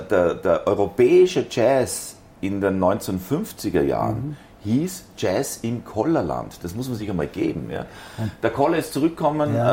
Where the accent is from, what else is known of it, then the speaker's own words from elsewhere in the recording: Zurich, Switzerland; also ich bin in der Schweiz geboren